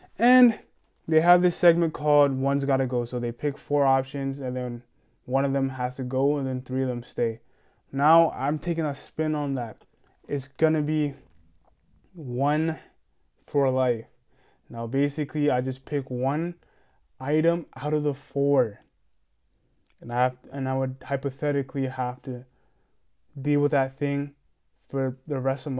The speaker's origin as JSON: {"language": "English", "region": "New York", "country": "United States", "said": "I'm from straight from New York"}